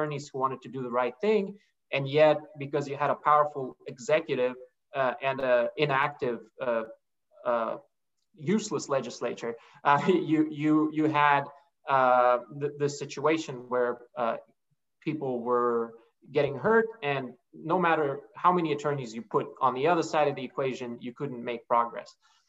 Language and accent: English; Niskayuna, New York, United States; yeah, and we can talk about growing up in Niskayuna, because I think it's such an interesting place to grow up